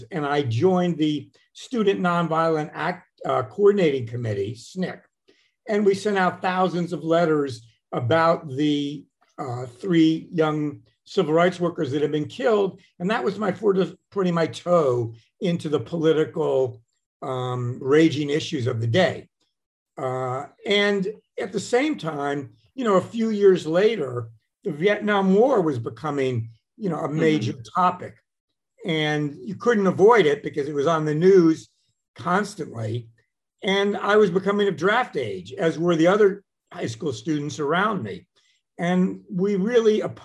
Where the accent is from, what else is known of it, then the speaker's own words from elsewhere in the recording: Washington, District of Columbia, United States; I grew up in Washington, D.C. In the 50s.